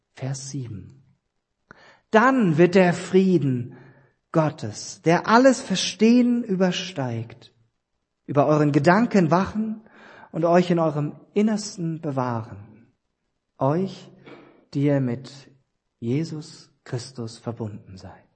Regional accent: East Germany, Germany; ich bin ja ein Ossi gebürtig

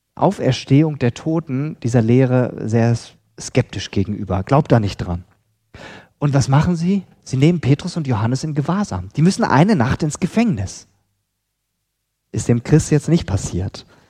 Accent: Lemgo, North Rhine-Westphalia, Germany; moved away; in Lemgo, in Lippe, Ostwestfalen, ähm, wo ich aufgewachsen bin.

